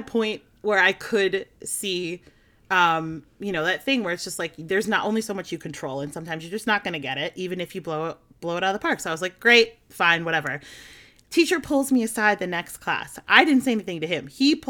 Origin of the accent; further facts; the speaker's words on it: outside of Philadelphia, Pennsylvania, United States; now in New Jersey, United States; I grew up outside of Philadelphia